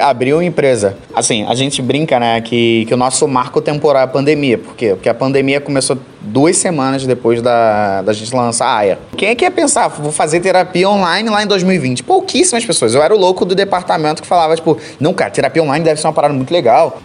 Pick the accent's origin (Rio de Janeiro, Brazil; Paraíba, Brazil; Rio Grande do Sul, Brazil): Rio de Janeiro, Brazil; Santa Maria, Taquara; Não nasci e cresci na Taquara, quem antes fosse. Foi no interior da Taquara, num lugar chamado Santa Maria